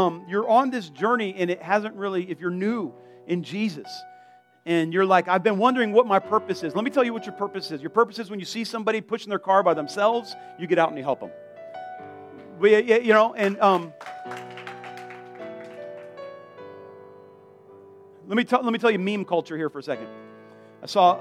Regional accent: South Florida, United States; I'm from South Florida

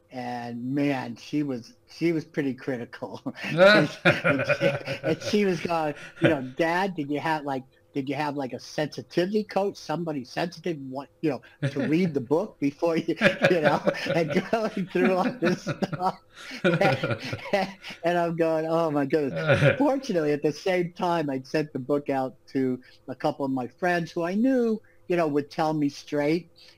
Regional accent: New York, United States; born there; Like I said, I was born in New York. My father went to jail when I was 3 years old.

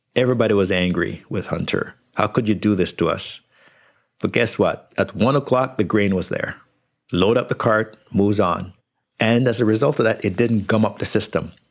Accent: Jamaica; now in Canada; When I was growing up in Jamaica

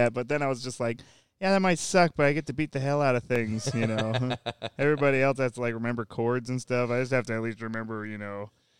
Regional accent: Minnesota, United States; moved away; Yeah, I grew up in Minnesota.

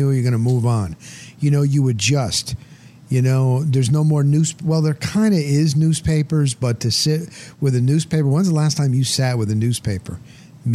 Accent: New Jersey, United States; also born or lived in Denver, Colorado; now in Tampa, United States; when I was growing up in New Jersey, it was Mets Yankees

